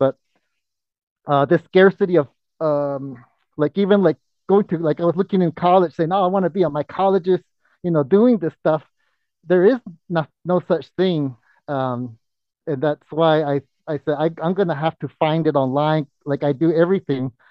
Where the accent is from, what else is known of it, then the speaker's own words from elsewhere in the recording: Zuni reservation, New Mexico, United States; I was born and raised on the Zuni reservation because my father's Zuni and my mom's Navajo